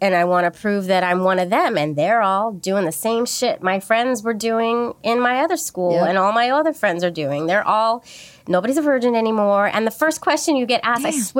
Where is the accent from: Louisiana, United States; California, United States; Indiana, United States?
California, United States; San Francisco; born or raised there